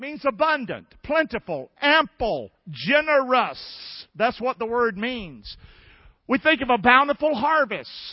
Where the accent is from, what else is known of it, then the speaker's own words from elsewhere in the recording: Rockingham, North Carolina, United States; moved away; I'm from Rockingham, North Carolina